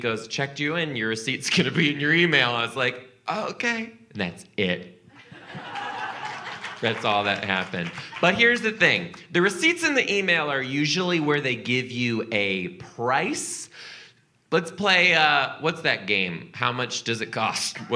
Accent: Rhode Island, United States; I'm from Rhode Island.

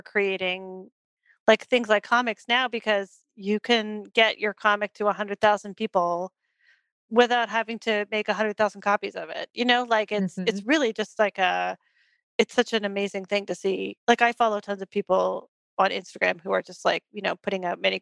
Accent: Toronto, Ontario, Canada; moved away as an adult; now in East Bay, United States; grew up in Toronto, so I grew up going to, like, you know, I got to see art that my friends were making

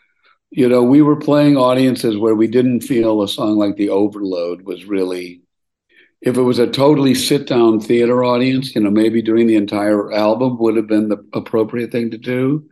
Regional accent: Milwaukee, Wisconsin, United States; moved away; I grew up in Milwaukee

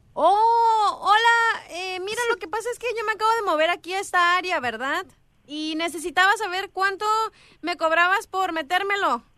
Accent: Mexico; Yo soy mexicana

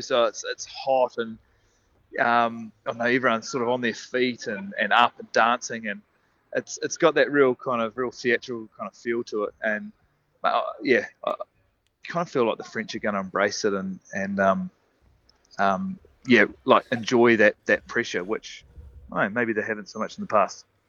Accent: New Zealand; it's nice being a Kiwi too

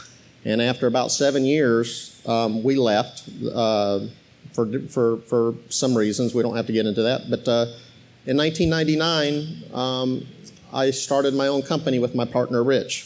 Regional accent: Arizona, United States; moved away as an adult; also born or lived in Iowa / South Bend, Indiana; now in Georgia, United States; I was born in Iowa, and I moved to South Bend, Indiana. That's why we're Notre Dame fans. And I grew up in Arizona

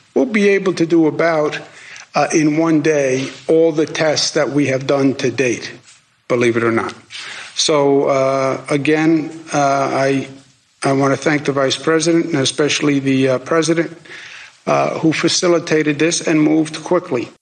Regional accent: New York, United States; moved away; I was born in New York, grew up in New York

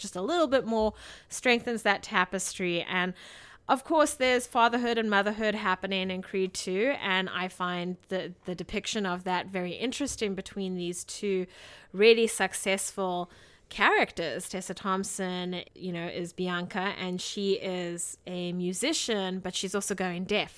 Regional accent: South Africa; moved away; as a South African citizen. You know, growing up in South Africa

